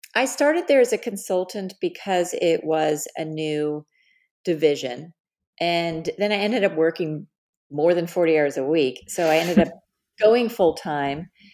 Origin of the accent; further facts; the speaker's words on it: Dallas, Texas, United States; moved away as an adult; also born or lived in Los Angeles / New York City; I was born and raised in Dallas, Texas